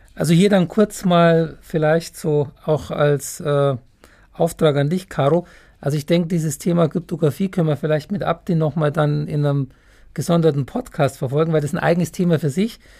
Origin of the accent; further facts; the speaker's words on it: Germany; hier bei uns in Deutschland